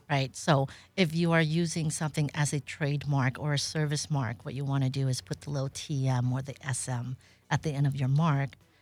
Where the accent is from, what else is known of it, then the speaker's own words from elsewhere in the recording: Monterey Park, California, United States; also born or lived in Indianapolis / Pasadena; I grew up here in, um, Southern California, so I was a San Gabriel Valley kid